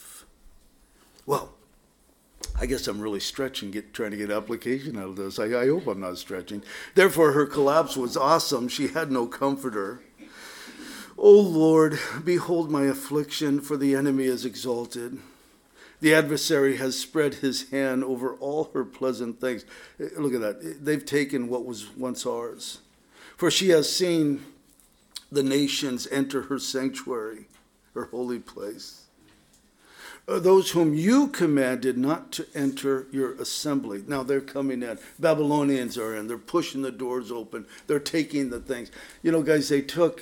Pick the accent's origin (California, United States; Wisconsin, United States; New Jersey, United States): California, United States; San Diego; also born or lived in Norwalk; I grew up in San Diego